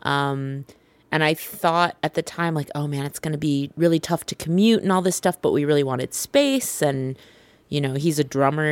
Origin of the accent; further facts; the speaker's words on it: Vacaville, California, United States; moved away; also born or lived in Chicago; I grew up in Vacaville, which is about an hour from where you grew up